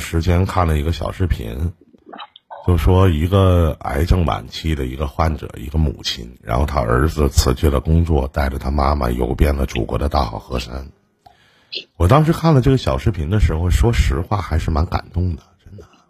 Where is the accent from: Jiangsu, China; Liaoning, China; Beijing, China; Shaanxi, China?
Liaoning, China; Shenyang; 就是我们沈阳这边